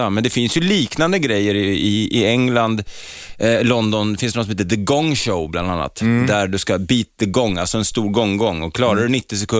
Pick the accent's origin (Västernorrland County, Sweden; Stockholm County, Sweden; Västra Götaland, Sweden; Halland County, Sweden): Stockholm County, Sweden; Stockholm; born there; Från Ringvägen. Ja, Södersjukhuset.